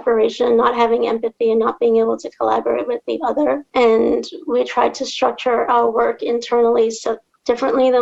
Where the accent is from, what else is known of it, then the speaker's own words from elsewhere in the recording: Trinidad & Tobago; moved away; I'm from Trinidad and Tobago.